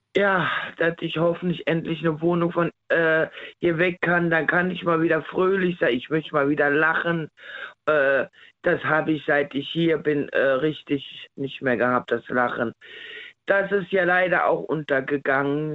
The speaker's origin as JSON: {"language": "German", "region": "Rhineland", "country": "Germany", "moved": "yes", "lives_now": "Saarland, Germany", "said": "ich komme ja ne, aus dem Rheinland"}